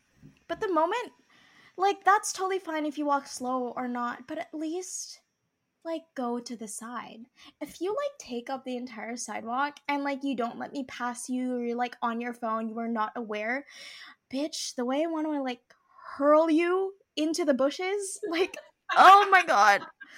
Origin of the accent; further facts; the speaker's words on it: Philippines; Yes, I am Filipino.